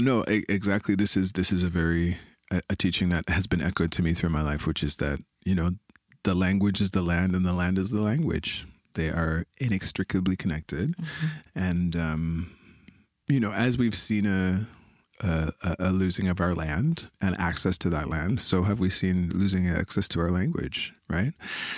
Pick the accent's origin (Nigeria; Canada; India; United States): Canada; now in Montreal, Canada; I come from the Wolastoqiyik, the people of the beautiful river. Now I reside in Jojage in Montreal